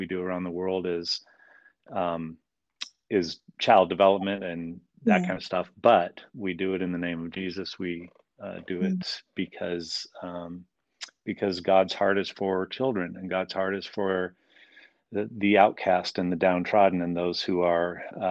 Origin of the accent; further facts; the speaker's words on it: Calgary, Alberta, Canada; also born or lived in Chicago, United States / Colorado, United States; now in Vancouver, Washington, United States; I grew up in Calgary, Western Canada